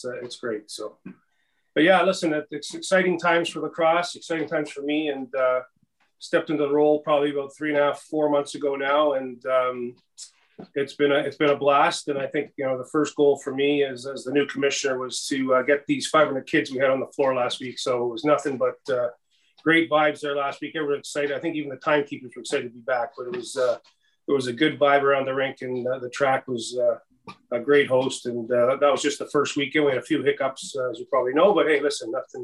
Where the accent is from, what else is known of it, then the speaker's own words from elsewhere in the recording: Orillia, Ontario, Canada; also born or lived in Mimico, Toronto; Aurelia, my hometown